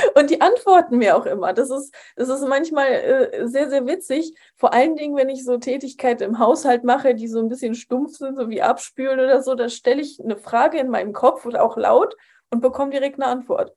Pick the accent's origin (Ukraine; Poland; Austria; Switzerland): Poland; moved away; ich bin in Polen aufgewachsen, in einem katholischen Land